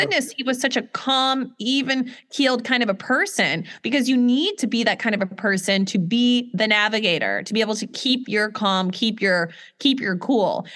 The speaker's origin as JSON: {"language": "English", "town": "Atlanta", "region": "Georgia", "country": "United States", "tie": "born or raised there", "said": "I was born in Atlanta"}